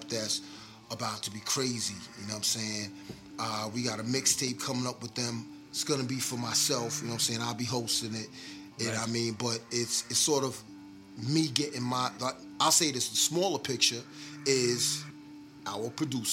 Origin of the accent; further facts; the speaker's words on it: New York City, New York, United States; moved away; also born or lived in Long Island, New York / Atlanta, Georgia; I'm originally from the Bronx, and I stayed out on Long Island as well.